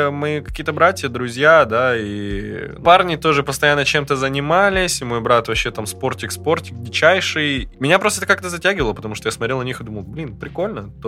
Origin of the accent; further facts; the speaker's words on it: Yakutsk, Sakha Republic, Russia; moved away; Но я рос в Якутске